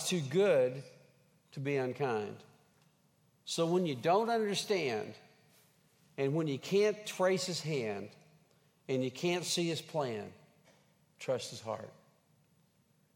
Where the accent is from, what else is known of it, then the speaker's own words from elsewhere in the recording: Henrietta, Oklahoma, United States; moved away; I grew up in Henrietta, Oklahoma, home of the Fighting Hens.